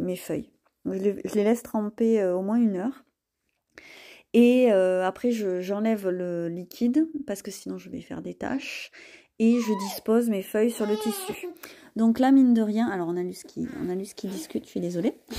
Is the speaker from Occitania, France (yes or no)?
yes; Causse, Occitania, France; je vis dans le Lot, dans le Quercy, et je suis née dans le Cos